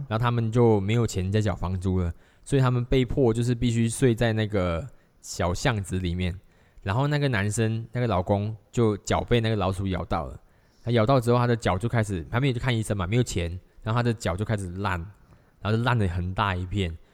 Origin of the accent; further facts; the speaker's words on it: Malaysia; 我在马来西亚曾经，我，我高中的时候我打工一个小时才三块半钱